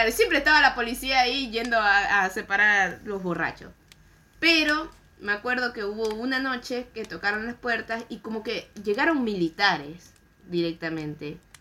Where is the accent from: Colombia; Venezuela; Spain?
Venezuela; que sea venezolano